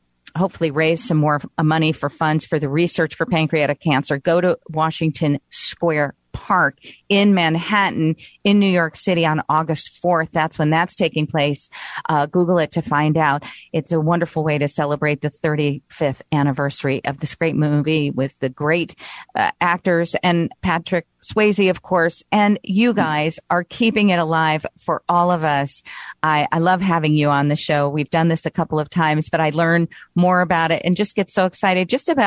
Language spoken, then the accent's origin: English; Brazil; moved away; I grew up in Brazil